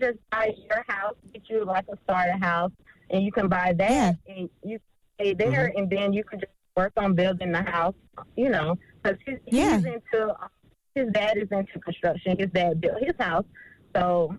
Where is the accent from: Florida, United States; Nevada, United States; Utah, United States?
Florida, United States; We're from Florida. Charlamagne, don't come for us. But and his parents, they have land in Central Florida.